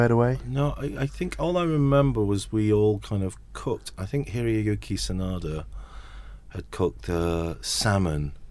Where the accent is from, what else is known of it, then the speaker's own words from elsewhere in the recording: Salford, North West England, United Kingdom; everyone can obviously hear I'm from Salford.